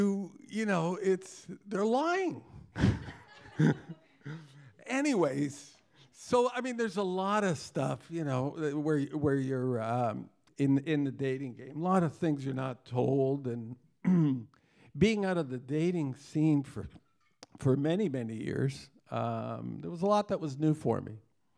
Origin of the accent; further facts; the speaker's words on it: Toronto, Ontario, Canada; tonight, we're visiting from Toronto, Canada